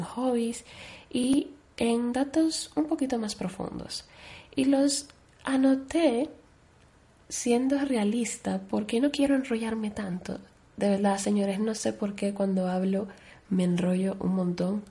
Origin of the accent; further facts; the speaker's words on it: Dominican Republic; moved away; also born or lived in Spain; aparte de mi país natal, que es República Dominicana, pues, como ya he dicho, yo tengo doble nacionalidad, por lo que yo he vivido una gran parte de mi vida en España